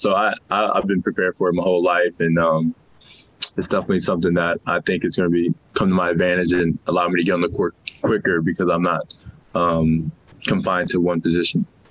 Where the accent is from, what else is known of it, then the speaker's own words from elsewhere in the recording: New Orleans, Louisiana, United States; now in Salt Lake City, United States; I'm from New Orleans, so it's hot and you're sweating as soon as you get outside